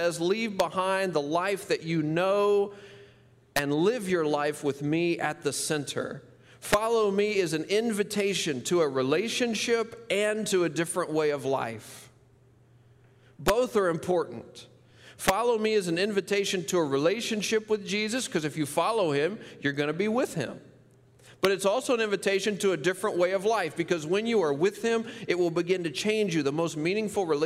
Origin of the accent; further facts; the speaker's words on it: Memphis, Tennessee, United States; the poorest part of my hometown, Memphis, Tennessee